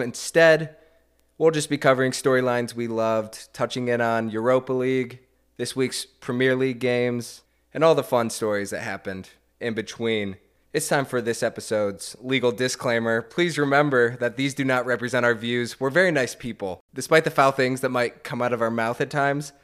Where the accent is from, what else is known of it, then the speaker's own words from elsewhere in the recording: United States; as an American